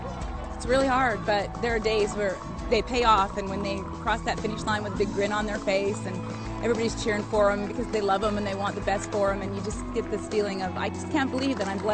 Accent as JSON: {"language": "English", "region": "Texas", "country": "United States", "said": "I'm a redhead, I'm a Texan, I'm a wife, I'm a mom, and I'm a Mormon."}